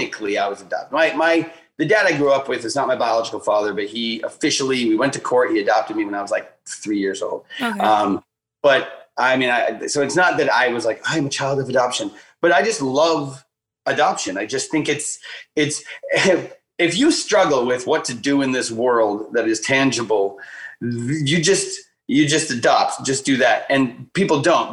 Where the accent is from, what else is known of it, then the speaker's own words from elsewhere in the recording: Duluth, Minnesota, United States; also born or lived in China; I was born in Duluth, Minnesota